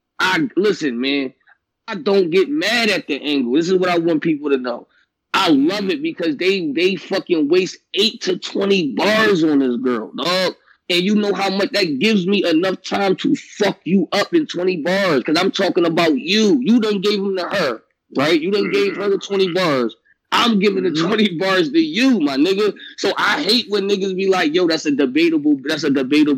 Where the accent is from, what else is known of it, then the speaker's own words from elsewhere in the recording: Philadelphia, Pennsylvania, United States; I'm from Philly, but keep it a bean. I don't sound like a battle rapper from there, though